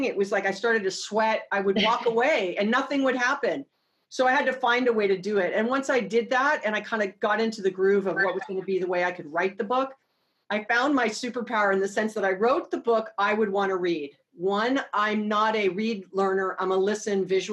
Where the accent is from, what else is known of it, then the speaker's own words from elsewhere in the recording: Hawaii, United States; born and raised in Hawaii